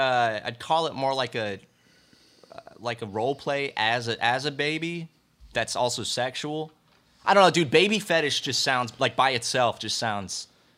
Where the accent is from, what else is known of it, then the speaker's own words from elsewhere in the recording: South Carolina, United States; I grew up more saying syrup. I'm from South Carolina. South Carolina, they say syrup